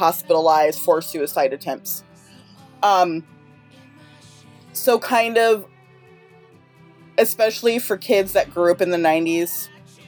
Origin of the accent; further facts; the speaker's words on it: Sacramento, California, United States; I am a fan from Sacramento, California